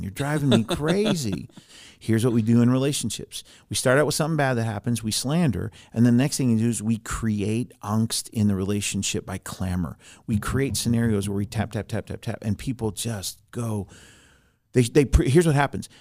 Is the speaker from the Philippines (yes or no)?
no; Germany; moved away; I grew up in Germany, I was born in Germany